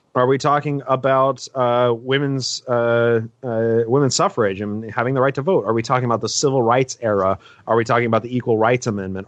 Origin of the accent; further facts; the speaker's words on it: Utah, United States; I was born in Utah